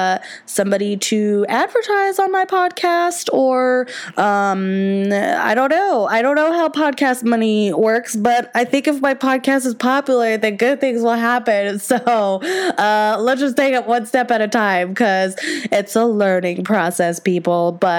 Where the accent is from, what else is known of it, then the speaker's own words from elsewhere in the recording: the South, United States; I am from the South